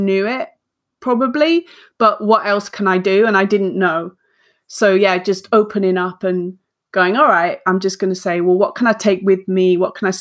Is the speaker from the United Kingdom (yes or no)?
yes; the north of England, United Kingdom; I'm a northern, I'm an English northerner.